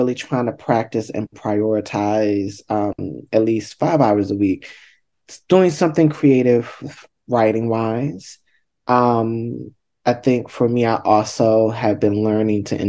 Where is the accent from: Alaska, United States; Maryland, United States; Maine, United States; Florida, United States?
Maryland, United States; Baltimore; I'm from Baltimore